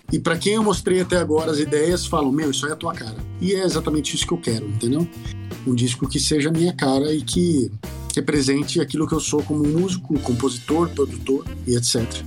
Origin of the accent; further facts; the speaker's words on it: São Paulo, Brazil; eu sou de São Paulo